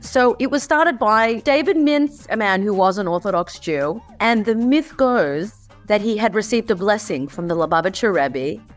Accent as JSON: {"language": "English", "country": "Australia", "tie": "born or raised there", "said": "I grew up in Australia"}